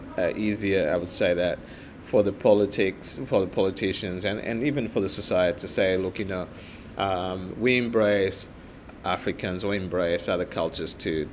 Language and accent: English; Mozambique; English is a second language; moved away as an adult; now in Australia; I grew up in Mozambique and I didn't speak any English